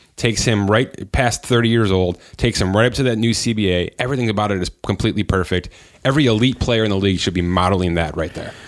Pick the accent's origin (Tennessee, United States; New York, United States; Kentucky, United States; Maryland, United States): New York, United States; Buffalo; We're from Buffalo